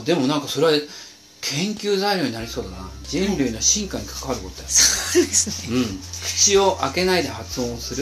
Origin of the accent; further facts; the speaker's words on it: Tokyo, Japan; 私東京だけどさ